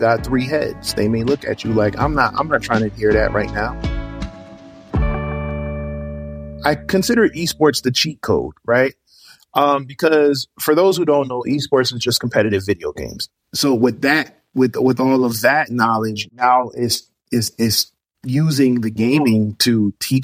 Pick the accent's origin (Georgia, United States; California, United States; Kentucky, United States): Georgia, United States; Suwanee; I am from Sewanee, Georgia